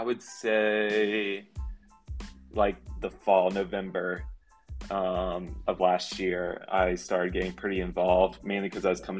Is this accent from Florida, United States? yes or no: yes; Florida, United States; I'm like born and raised in Florida